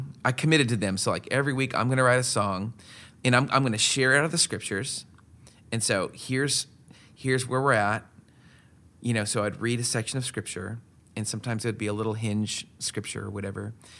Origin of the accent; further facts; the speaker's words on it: West Coast, United States; so I grew up on the West Coast from very interesting parents, you know. I lived like in the mountains